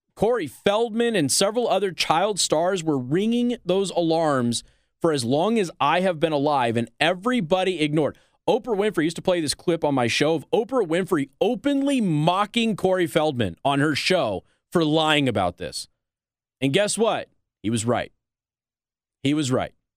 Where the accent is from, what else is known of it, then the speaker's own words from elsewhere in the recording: Las Vegas, Nevada, United States; moved away as an adult; also born or lived in Midwest; now in Michiana, United States; I'm from Las Vegas